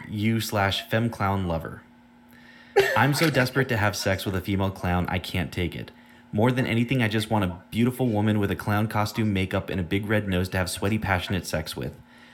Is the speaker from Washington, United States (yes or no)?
no; San Diego, California, United States; I grew up closer to the Styx part of San Diego, like in East County